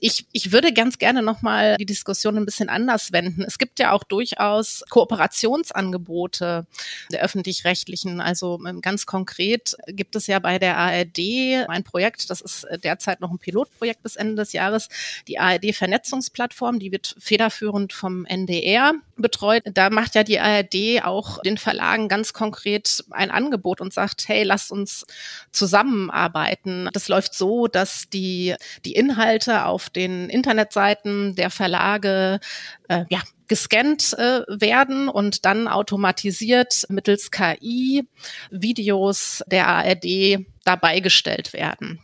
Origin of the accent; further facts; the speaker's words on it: Hamburg, Germany; als Hamburgerin